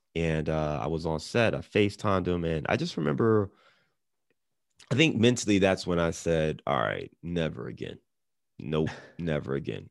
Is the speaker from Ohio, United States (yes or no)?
yes; Cleveland, Ohio, United States; also born or lived in Detroit / Chicago; now in Cincinnati, United States; I'm born and raised in Cleveland. I live in Cincinnati. I've lived in Detroit, Chicago.